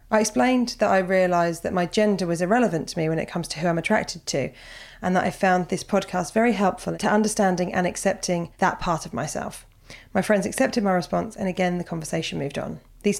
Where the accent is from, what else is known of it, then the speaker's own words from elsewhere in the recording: Australia; moved away as an adult; now in Spain; I'm originally from Australia, but moved across to the world of Spain 18 months ago. It was only meant to be an 8-month trip, but you know, pandemic. So here I am 10,000 miles from home